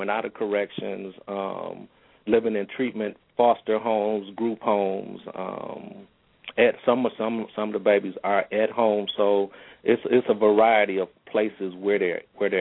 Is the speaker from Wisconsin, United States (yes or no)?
yes; Milwaukee, Wisconsin, United States; I was born and raised here in Milwaukee.